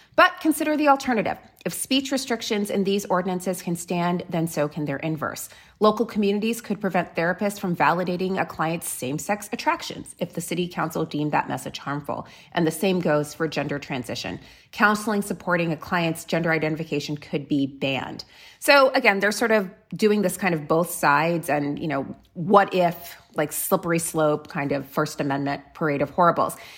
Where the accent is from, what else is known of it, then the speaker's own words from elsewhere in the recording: South Florida, United States; I grew up in South Florida